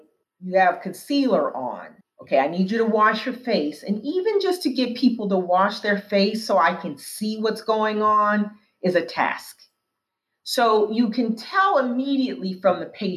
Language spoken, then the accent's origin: English; Tacoma, Washington, United States; now in Washington, D.C., United States; The department store where I grew up in Tacoma, Washington